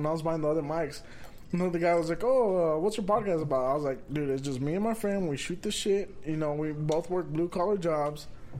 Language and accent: English; California, United States; Cause I grew up in California.